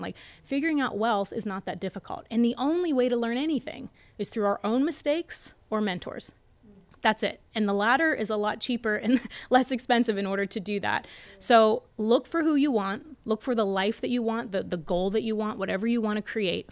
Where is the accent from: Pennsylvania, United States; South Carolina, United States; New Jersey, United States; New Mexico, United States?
Pennsylvania, United States; Latrobe; I pitched in front of a bunch of educated people at Saint Vincent College in my hometown